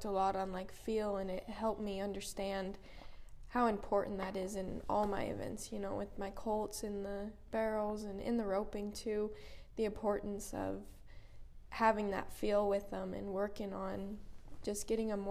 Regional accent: Wyoming, United States; also born or lived in Wickenburg, Arizona; Yeah, so I'm from Wyoming, and then I am lucky enough to spend the winter in Wickenburg, Arizona with my parents.

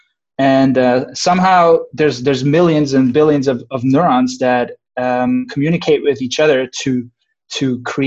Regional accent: Switzerland; moved away as an adult; also born or lived in Irvine, United States; now in Santa Barbara, United States; I'm originally from Switzerland

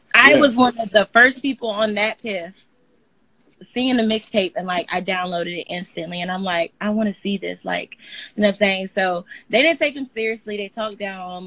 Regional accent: Georgia, United States; also born or lived in Panama; So I live in Georgia, not Atlanta

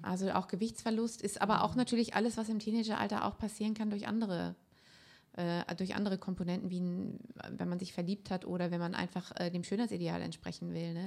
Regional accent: Germany; bei uns in Deutschland

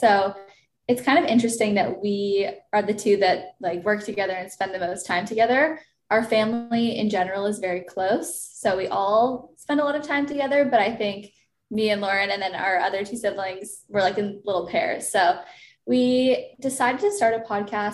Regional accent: Toronto, Ontario, Canada; moved away as an adult; now in Los Angeles, United States; I'm 26 years old. I'm from Toronto

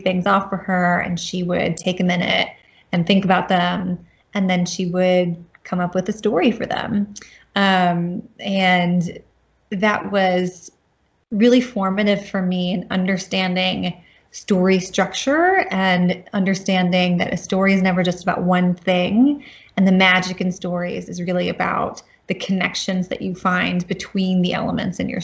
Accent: North Carolina, United States; moved away as an adult; also born or lived in Grantchester, England; I grew up in North Carolina

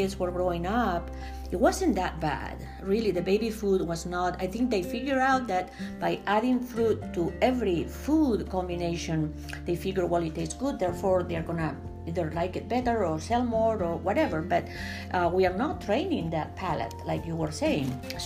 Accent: Spain; now in United States; we were both born and raised in Spain

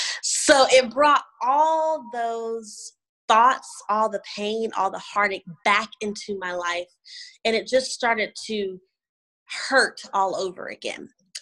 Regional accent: Indianapolis, Indiana, United States; also born or lived in Oklahoma / Louisiana / Georgia; I was born in Indianapolis, Indiana with Christian parents, great parents. And I have an older brother and an older sister. I grew up in Indiana, moved to Oklahoma, then Louisiana, then Georgia.

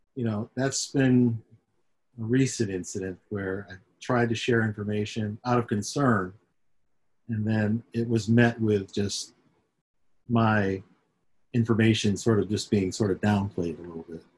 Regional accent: Syracuse, New York, United States; I grew up in upstate New York, up in Syracuse.

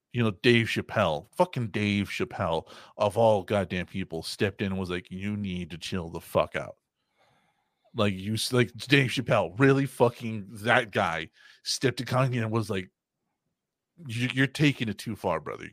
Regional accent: United States; we're American

